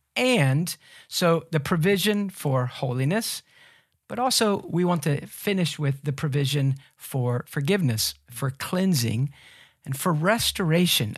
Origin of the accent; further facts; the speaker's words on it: United States; us Americans